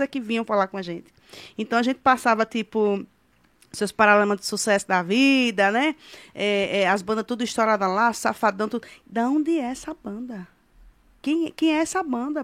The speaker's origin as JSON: {"language": "Portuguese", "town": "Japaratuba", "region": "Sergipe", "country": "Brazil", "tie": "born or raised there", "also_born_or_lived": "Aracaju", "said": "E a minha é toda de Japaratuba. Eu só, só que... só, eu só fiz nascer em Aracaju para ser da capital, entendeu? Japaratuba"}